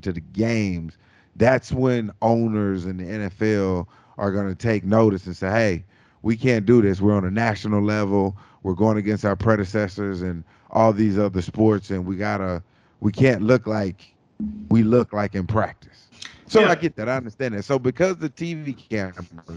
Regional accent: Arkansas, United States; I was born and raised in Arkansas and around a lot of Cowboy fans.

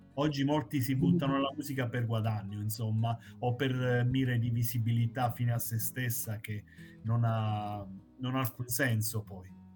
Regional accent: Basilicata, Italy; rischiavo di lasciare la Basilicata

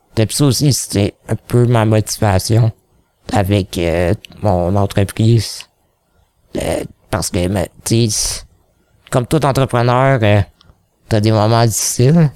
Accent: Quebec, Canada; accent: Québécois; j'ai un accent québécois quand je parle en anglais

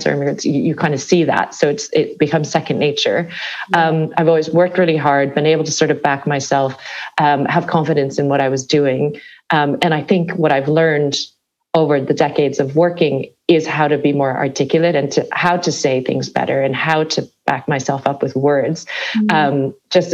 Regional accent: Chicago suburb, Midwest, Illinois, United States; moved away as an adult; also born or lived in California; now in London, United Kingdom; I grew up in the Midwestern parts of the States, but I moved to California after university. So growing up in the Midwest, in a Chicago suburb

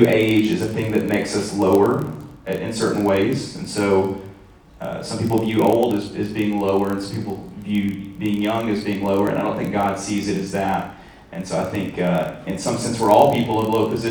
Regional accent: Jonesboro, United States; growing up in Jonesboro

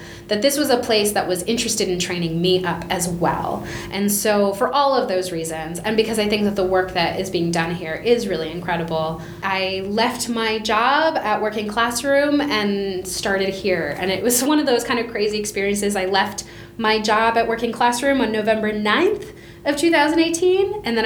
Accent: Bethlehem, Pennsylvania, United States; moved away as an adult; also born or lived in New York City / Bogota, Colombia / Los Angeles; a theater company in my hometown of Bethlehem, Pennsylvania

